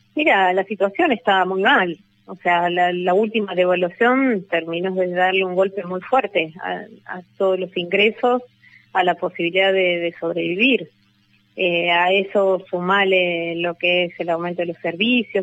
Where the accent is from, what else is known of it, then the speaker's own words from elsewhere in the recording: San Martín, Buenos Aires Province, Argentina; Yo soy de San Martín